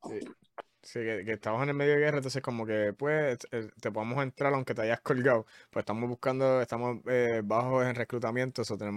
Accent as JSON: {"language": "Spanish", "town": "Carolina", "country": "Puerto Rico", "said": "Carolina, Carolina, de ahí es que yo soy."}